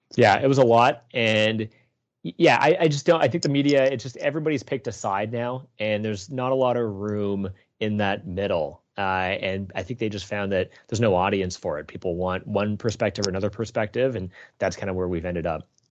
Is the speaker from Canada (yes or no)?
yes; Toronto, Ontario, Canada; I grew up in Etobicoke on the west end of Toronto, uh, born and raised there